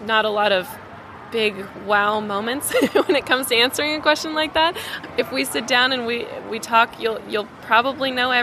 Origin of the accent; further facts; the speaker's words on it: Colorado, United States; I'm from Colorado. I'm from a mountain town in Colorado.